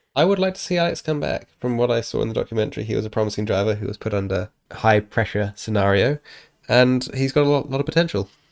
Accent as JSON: {"language": "English", "country": "New Zealand", "said": "as a New Zealander"}